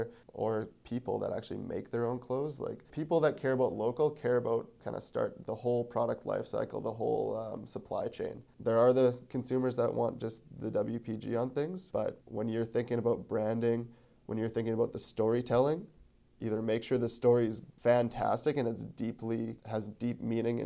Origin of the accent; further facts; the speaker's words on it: Winnipeg, Manitoba, Canada; I'm from Winnipeg